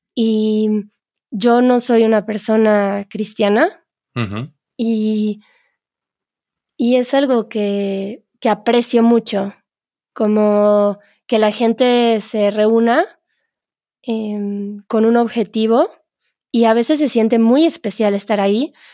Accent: Mexico; solo sabemos cuando somos mexicanos

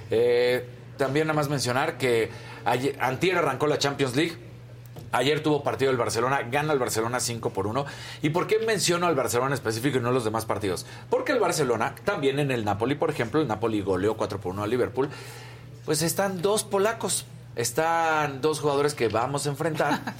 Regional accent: Mexico; somos los mexicanos.

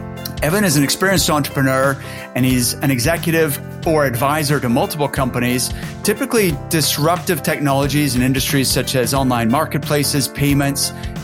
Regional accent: Canada; accent: hybrid accent; now in United Kingdom; I have a hybrid accent. I'm from Canada, but I live in the UK.

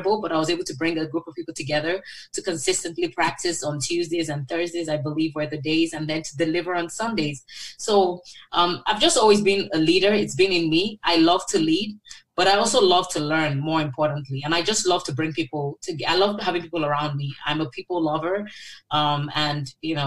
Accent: Lagos, Nigeria; moved away; also born or lived in Oxford / Michigan; I grew up in Lagos, Nigeria. I was born there, actually, and raised there with three siblings.

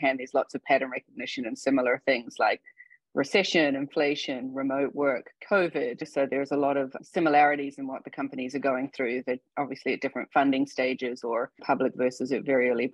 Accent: New Zealand; moved away as an adult; also born or lived in India / Australia / Hong Kong; now in United States; I was born in India, but grew up in New Zealand.

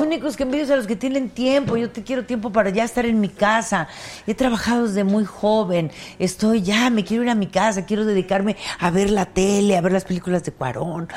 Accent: Mexico; yo soy más mexicana que el pulque

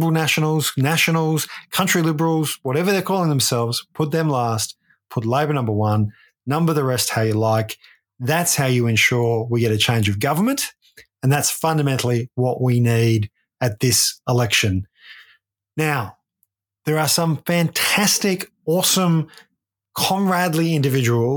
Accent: Ballarat, Victoria, Australia; growing up in Ballarat

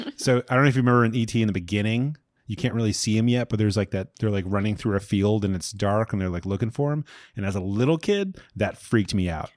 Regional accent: Long Island, New York, United States; I'm from Long Island

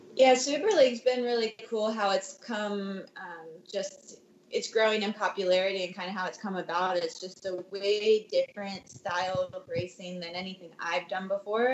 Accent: Maryland, United States; now in Santa Cruz, United States; back home to where I grew up in Maryland

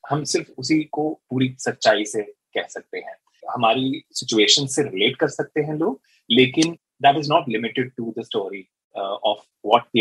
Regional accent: Punjab, India; मैंने बचपन से यही सुना था कि हाँ यू नो मैं पंजाबी हूँ

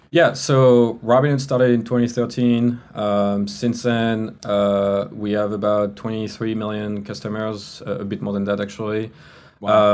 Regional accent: France; English is a second language; moved away; you can hear from my accent right i'm not from the us i was i'm from france

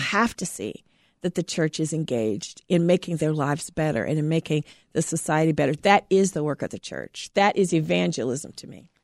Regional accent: Terre Haute, Indiana, United States; born or raised there

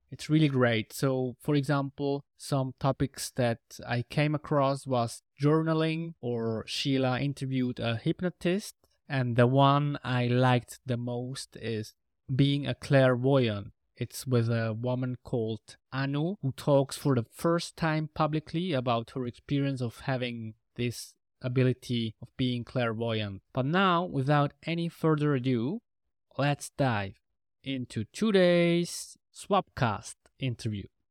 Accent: German-speaking part of Switzerland, German-speaking Switzerland, Switzerland; first language Spanish and Swiss German; English is a second language; I come from Switzerland, from the German speaking part of Switzerland. And I grew up bilingually

